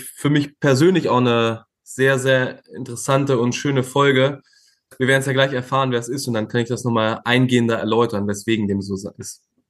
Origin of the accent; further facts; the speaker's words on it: former East Germany, Germany; bin aber noch in der ehemaligen DDR geboren und aufgewachsen